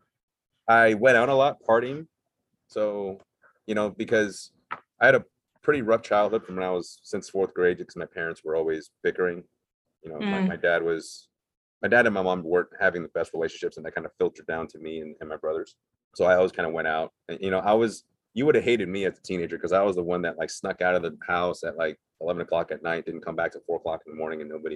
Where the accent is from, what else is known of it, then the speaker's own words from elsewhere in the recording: Cerritos, California, United States; also born or lived in Taiwan / Monterey Park, California; I grew up in Cerritos from first grade all the way up until I graduated high school.